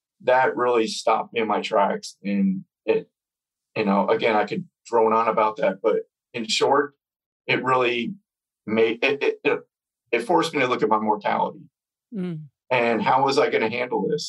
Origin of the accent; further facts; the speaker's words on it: New York, United States; we're from New York.